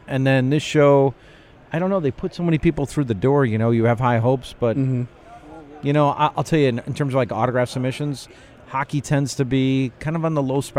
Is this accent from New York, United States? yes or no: no; Chicago, Illinois, United States; moved away; I grew up in Chicago.